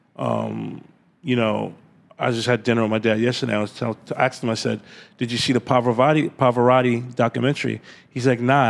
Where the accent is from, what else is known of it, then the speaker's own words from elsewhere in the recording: New York City, New York, United States; also born or lived in Atlanta, Georgia / Flushing, Queens / Jamaica, Queens; when I was like ten years old, we moved to Jamaica, Queens, because mm-hmm. that's where they could afford a house. And um, Farmers Boulevard area is called St. Albans, and um, grew up there.